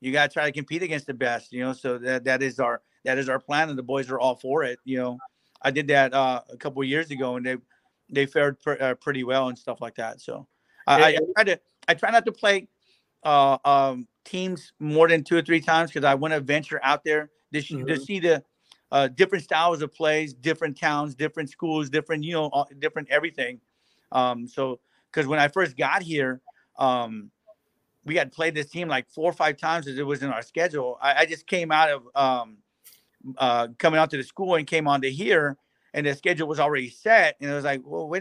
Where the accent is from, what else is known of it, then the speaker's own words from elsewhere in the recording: Los Fresnos, Texas, United States; moved away; I'm from the Valley, so I would like to play Los Fresnos.